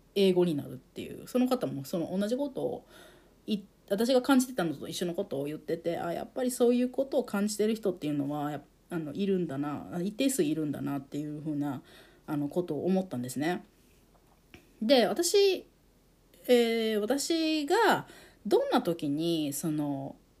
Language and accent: Japanese; Japan; born or raised there; first language Japanese